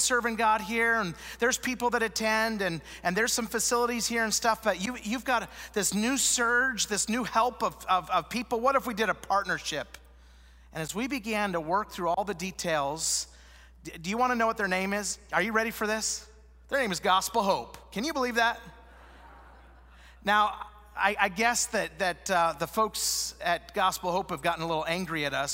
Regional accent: Idaho, United States; moved away as an adult; also born or lived in Utah / Wisconsin; now in Salt Lake City, United States; I was born in Idaho

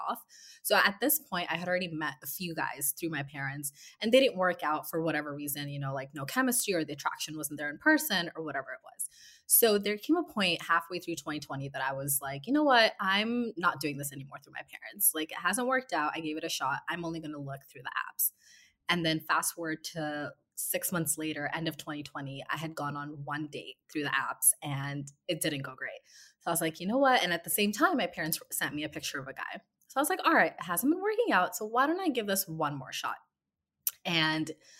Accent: West Coast, United States; moved away as an adult; now in New York, United States; I am from the West Coast, and I've been living in New York for a few years now.

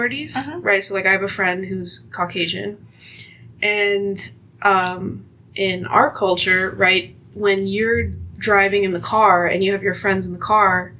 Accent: United States; I grew up in the American education system

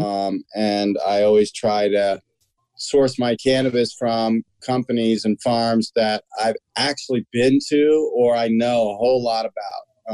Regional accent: Washington, District of Columbia, United States; born or raised there

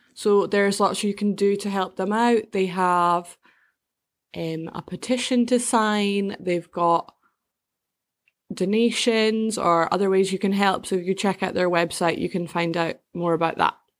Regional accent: Scotland, United Kingdom; I grew up in a really small village in like countryside Scotland

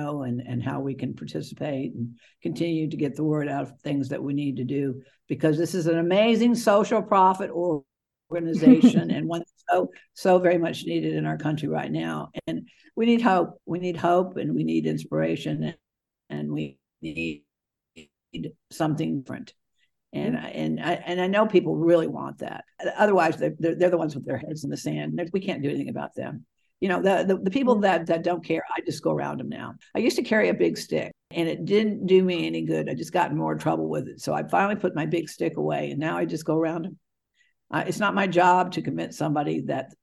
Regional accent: Virginia, United States; I grew up in Virginia schools.

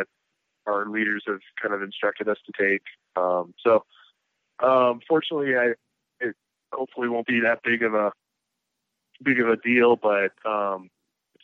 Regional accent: Wisconsin, United States; now in Denver, United States; I'm originally from the Midwest in Wisconsin, and I grew up in that area

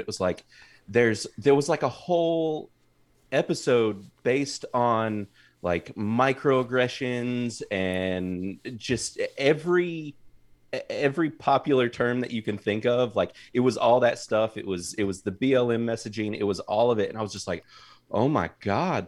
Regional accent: North Carolina, United States; my whole family has been in North Carolina my entire life

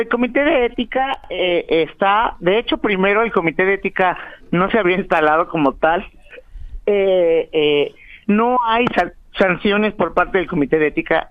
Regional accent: Mexico; la mayoría de los mexicanos somos de color bronce

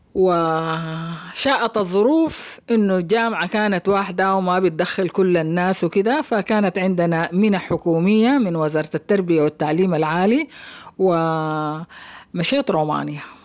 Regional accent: Khartoum, Sudan; moved away as an adult; also born or lived in Romania; نشأتي في الخرطوم

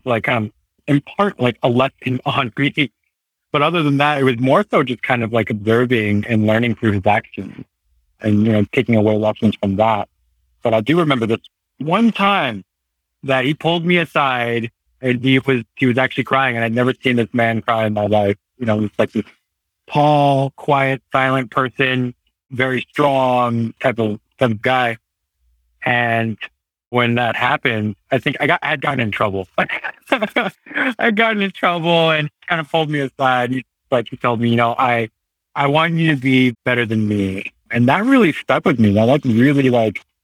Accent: Hayward, California, United States; also born or lived in Santa Cruz, California / Aptos, California / Pleasanton, California / Danville, California; now in Livermore, United States; I was born and raised in Hayward, California

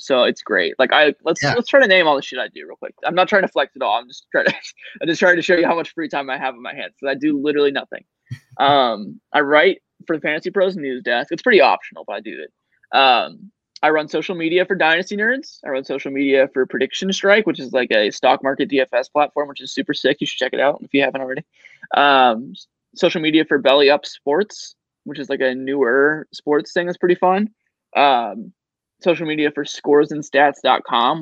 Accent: Cincinnati, Ohio, United States; I'm from Cincinnati

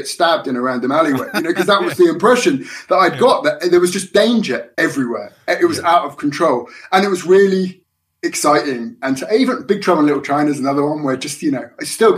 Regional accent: London, United Kingdom; I grew up in London

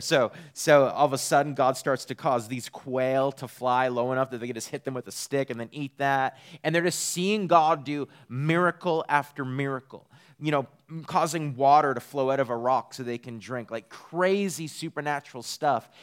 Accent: Eastern Canada, Canada; moved away as an adult; also born or lived in Redding, California; now in Texas, United States; I'm from Eastern Canada

